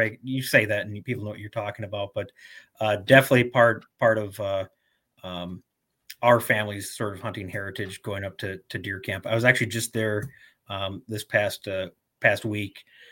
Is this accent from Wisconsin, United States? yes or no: yes; Tomahawk, Wisconsin, United States; I grew up in the North Woods of Wisconsin, outside of the city of Tomahawk.